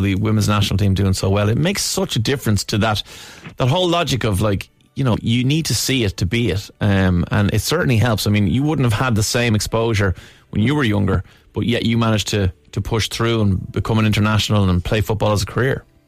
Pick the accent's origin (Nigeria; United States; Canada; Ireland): Ireland; we're Irish